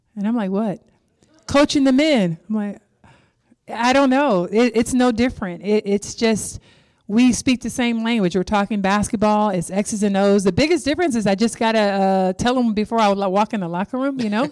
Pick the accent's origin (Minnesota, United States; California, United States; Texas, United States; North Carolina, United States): California, United States; Compton; When I started playing basketball, I was twelve years old in Compton